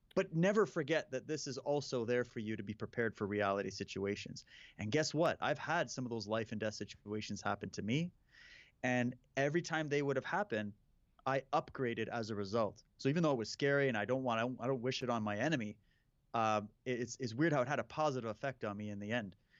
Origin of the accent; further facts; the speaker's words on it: Saskatchewan, Canada; moved away; I grew up in Saskatchewan.